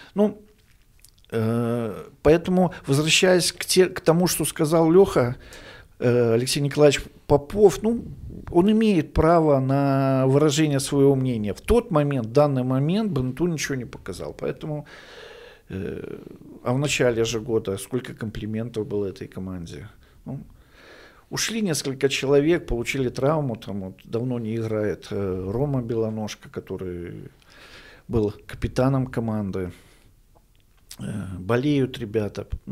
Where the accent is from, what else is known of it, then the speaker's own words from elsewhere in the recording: Orsha, Vitebsk Region, Belarus; я уроженец города Орши